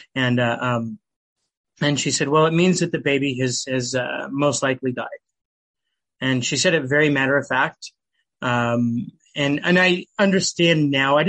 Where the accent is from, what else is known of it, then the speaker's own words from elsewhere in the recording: Nampa, Idaho, United States; I'm from Nampa, Idaho. Grew up in Idaho. I was actually born and raised in Idaho.